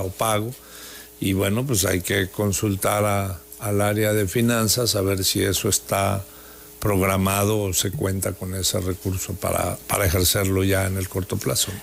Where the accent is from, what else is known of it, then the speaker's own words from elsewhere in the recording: Tabasco, Mexico; Todos somos tabasqueños